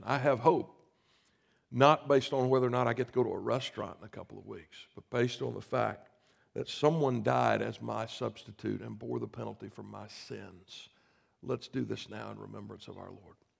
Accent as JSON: {"language": "English", "region": "South Carolina", "country": "United States", "tie": "born or raised there", "said": "I grew up in South Carolina"}